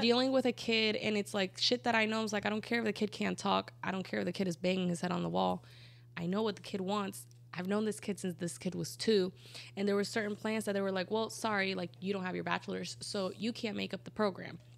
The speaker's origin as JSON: {"language": "English", "country": "Colombia", "tie": "born or raised there", "moved": "yes", "said": "I grew up in Colombia in a super Catholic town"}